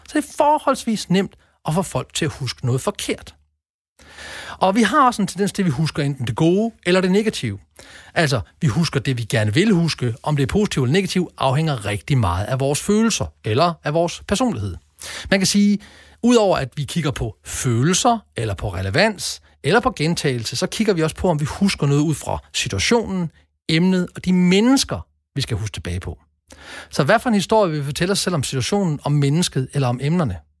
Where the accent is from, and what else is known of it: Denmark